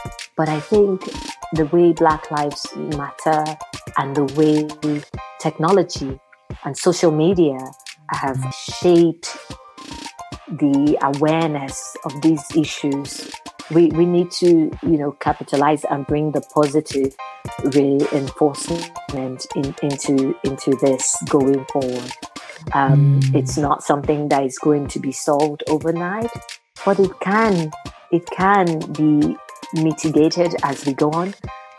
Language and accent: English; Osun, Nigeria; moved away as an adult; now in United States; I am Nigerian from Osun State. I relocated to the US in July of 2017, so I'm very new to the scene.